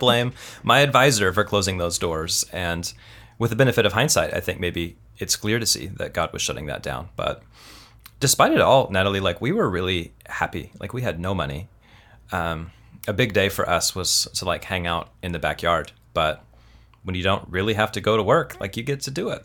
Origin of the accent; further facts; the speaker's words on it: Kansas City, United States; also born or lived in Tulsa, Oklahoma; now in California, United States; I was born in Kansas City, but I went to college in Tulsa, Oklahoma